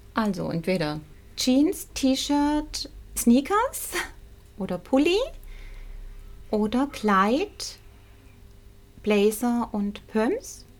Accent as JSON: {"language": "German", "town": "Pleisweiler", "region": "Rhineland-Palatinate", "country": "Germany", "tie": "born or raised there", "also_born_or_lived": "Swabia, Baden-Württemberg", "said": "ich bin in, in der Pfalz aufgewachsen. Ich bin im Schwäbischen geboren. Meine Mutter kommt aus dem Stuttgarter Raum. Und ich bin mit sieben Jahren in die Pfalz gekommen"}